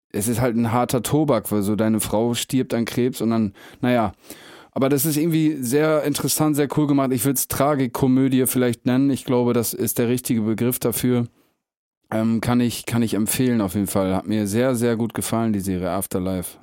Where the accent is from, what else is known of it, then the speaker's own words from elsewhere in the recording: Meppen, Lower Saxony, Germany; ich komme ja aus Mappen